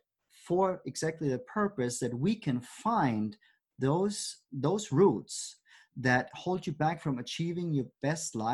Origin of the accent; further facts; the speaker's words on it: Germany; moved away; growing up in Germany